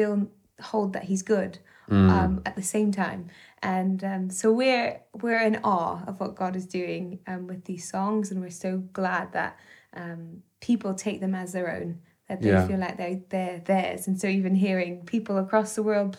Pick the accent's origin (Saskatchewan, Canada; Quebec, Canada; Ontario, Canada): Ontario, Canada; Burlington; moved away as an adult; also born or lived in Toronto; I'm from Burlington, Ontario. So I'm Canadian